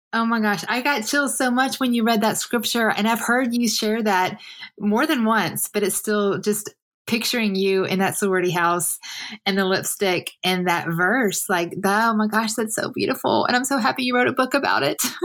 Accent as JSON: {"language": "English", "region": "the South", "country": "United States", "tie": "born or raised there", "said": "for me it was the South"}